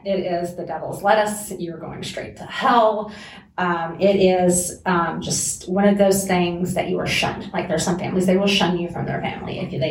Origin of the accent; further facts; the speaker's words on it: South Carolina, United States; moved away; South Carolina.